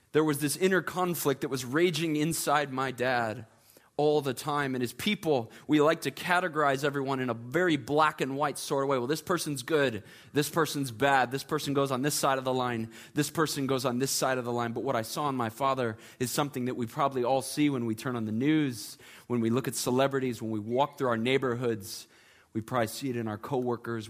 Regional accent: Chicago, Illinois, United States; now in Charleston, United States; I am originally from the Chicagoland area.

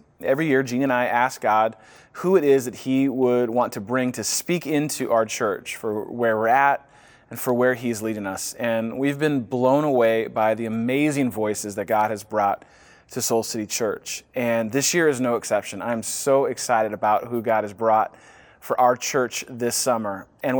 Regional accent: Northern California, United States; now in Chicago, United States; Because I'm a NorCal guy.

